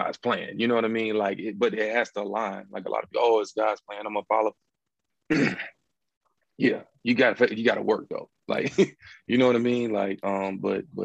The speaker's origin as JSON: {"language": "English", "region": "North Carolina", "country": "United States", "said": "I'm from North Carolina, basketball state, and grew up playing ball my whole life"}